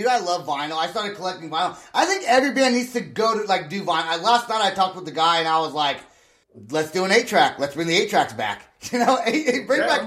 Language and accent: English; Santa Rosa, California, United States; also born or lived in Long Beach; now in San Diego, United States; We are from Santa Rosa, but we're now in San Diego.